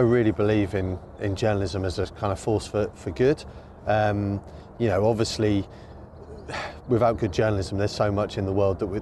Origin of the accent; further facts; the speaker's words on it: Suffolk, East of England, United Kingdom; now in Norwich, United Kingdom; I was born in Norwich, and despite growing up in Suffolk, Norfolk and Norwich was always the place that I kind of looked to as home